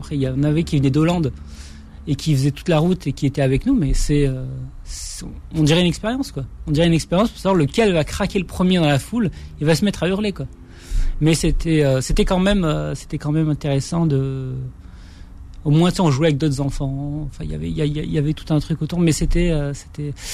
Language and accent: French; Morocco; de, de, de, mon enfance au Maroc.